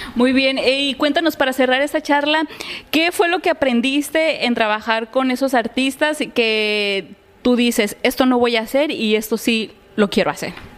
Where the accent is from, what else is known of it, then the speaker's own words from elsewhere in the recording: Acapulco, Guerrero, Mexico; yo soy de Acapulco